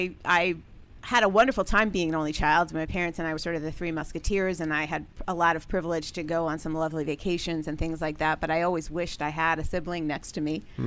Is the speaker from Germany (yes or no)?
no; Long Island, New York, United States; Long Island, New York.